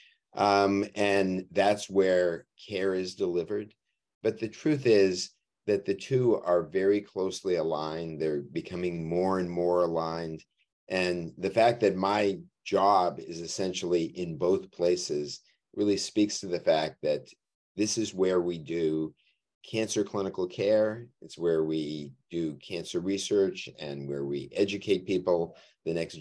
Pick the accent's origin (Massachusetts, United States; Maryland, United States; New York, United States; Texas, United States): Massachusetts, United States; Boston; also born or lived in New Haven, Connecticut / Durham, North Carolina; I grew up in Boston